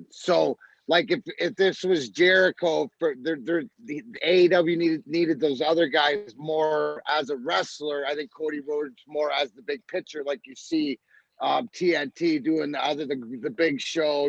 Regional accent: Scotland, United Kingdom; I'm Scottish

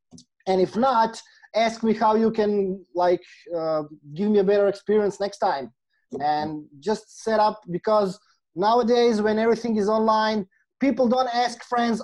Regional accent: Croatia; I'm from Croatia.

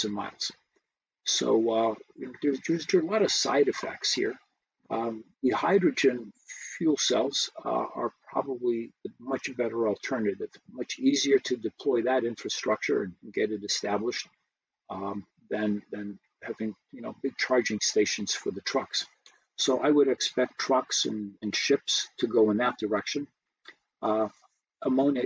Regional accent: Brazil; now in United States; I was born here, but I grew up in Brazil.

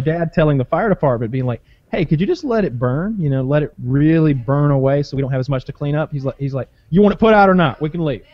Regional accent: the South, United States; I'm from the South

